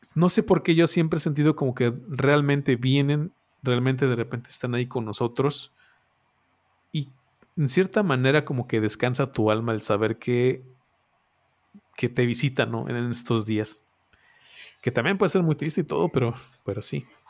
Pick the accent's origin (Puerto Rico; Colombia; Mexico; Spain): Mexico; nosotros como mexicanos